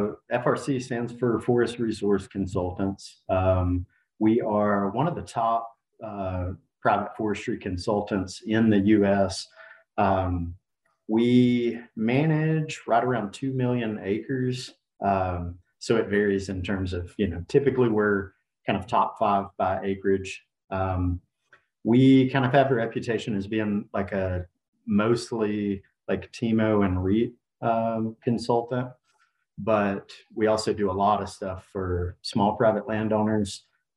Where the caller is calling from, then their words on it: Macon, Georgia, United States; Macon, Georgia.